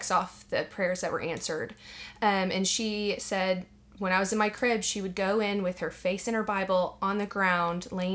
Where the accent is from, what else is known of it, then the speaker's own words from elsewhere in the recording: Arlington, Texas, United States; now in Dallas, United States; I am from Arlington, right down the road